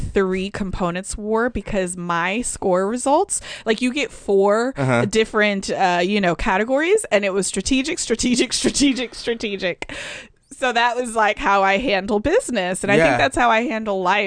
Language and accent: English; Atlanta, Georgia, United States; also born or lived in Chicago; I grew up in Atlanta